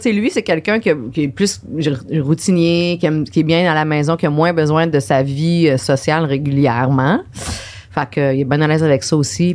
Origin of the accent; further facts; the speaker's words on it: Saint-Anselme, Quebec, Canada; moved away as an adult; also born or lived in Jonquière / Chicoutimi / Trois-Rivières; now in Montreal, Canada; je viens de la rive sud de Québec, ok de Saint-Anselme, un tout petit village